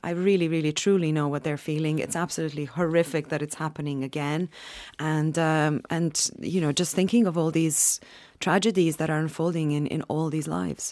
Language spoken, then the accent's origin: English; Sarajevo, Federation of Bosnia and Herzegovina, Bosnia & Herzegovina; moved away; I'm from Sarajevo, from Bosnia